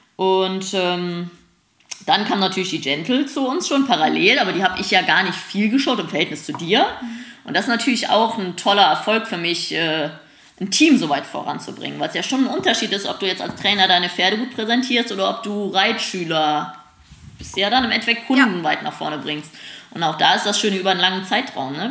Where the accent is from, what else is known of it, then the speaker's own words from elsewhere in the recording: Germany; wir Deutschen